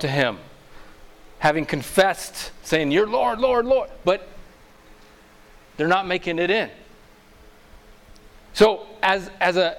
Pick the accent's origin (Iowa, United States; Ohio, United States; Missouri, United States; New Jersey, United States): Missouri, United States; moved away; I'm originally from Missouri